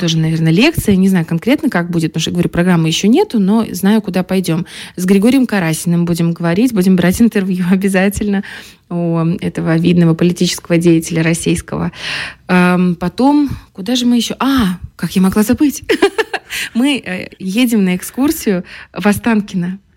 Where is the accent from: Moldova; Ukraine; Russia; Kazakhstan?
Moldova; Transnistria; мы Э, вроде как э, маленькая такая республика, маленькая, но гордая республика